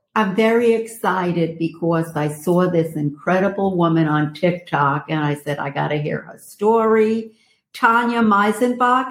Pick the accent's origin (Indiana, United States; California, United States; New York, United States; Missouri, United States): New York, United States; New York City; I'm from Brooklyn